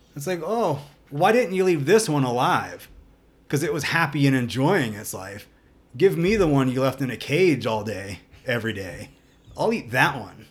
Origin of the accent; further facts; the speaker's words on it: the South, United States; growing up in the South